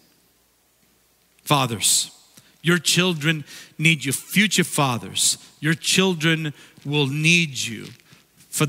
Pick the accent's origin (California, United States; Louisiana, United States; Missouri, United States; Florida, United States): California, United States; Redondo Beach; When I was growing up in Redondo Beach